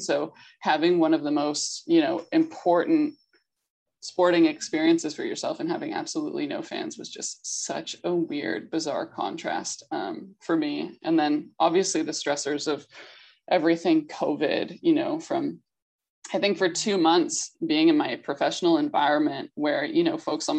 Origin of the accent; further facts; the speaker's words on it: Canada; I think for me growing up in Canada specifically, the Olympics was the thing that I knew about first.